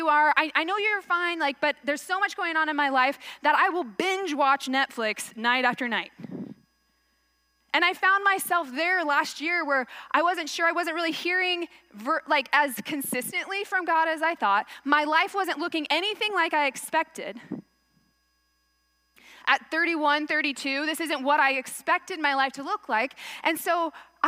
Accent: Texas, United States; moved away; I'm from Texas

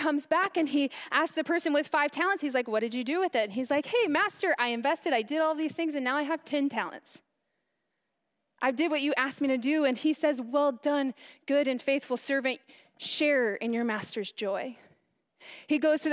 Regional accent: Chandler, Arizona, United States; I'm from Chandler

